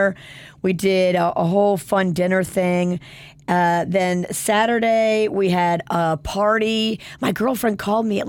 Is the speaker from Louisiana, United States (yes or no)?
yes; New Orleans, Louisiana, United States; I'm from New Orleans